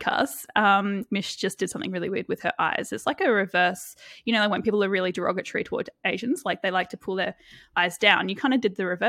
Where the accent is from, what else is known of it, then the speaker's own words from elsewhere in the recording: Brisbane, Queensland, Australia; I'm from Brisbane, Australia.